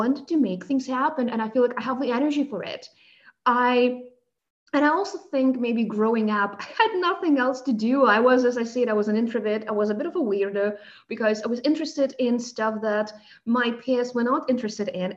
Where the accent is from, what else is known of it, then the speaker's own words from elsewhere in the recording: Moscow, Russia; accent: South African undertones, Russian undertones; moved away as an adult; also born or lived in South Africa; now in Germany; I was born and raised in Moscow in Russia, and I moved to Germany 13 years ago